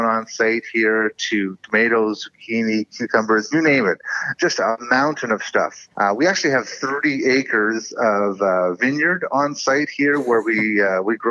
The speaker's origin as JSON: {"language": "English", "town": "Campbell River", "region": "British Columbia", "country": "Canada", "tie": "born or raised there", "said": "my hometown up in Campbell River"}